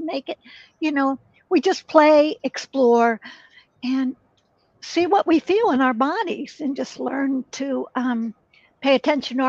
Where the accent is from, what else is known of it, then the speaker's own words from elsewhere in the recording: Pittsburgh, Pennsylvania, United States; moved away as an adult; now in San Francisco, United States; I moved from one city where I was married back to my hometown, Pittsburgh, Pennsylvania.